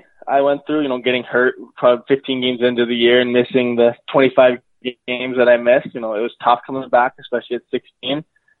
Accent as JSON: {"language": "English", "town": "Langley", "region": "British Columbia", "country": "Canada", "said": "Langley, BC."}